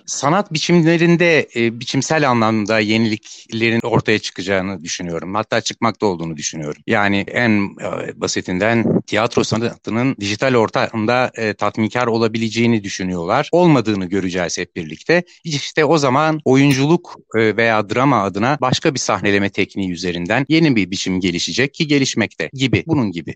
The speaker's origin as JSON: {"language": "Turkish", "region": "Istanbul", "country": "Turkey", "tie": "born or raised there", "said": "1972'de İstanbul'da doğdum."}